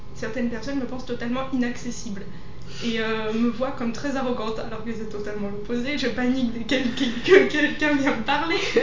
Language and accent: French; Savoie, Auvergne-Rhône-Alpes, France; born or raised there; now in Lyon, France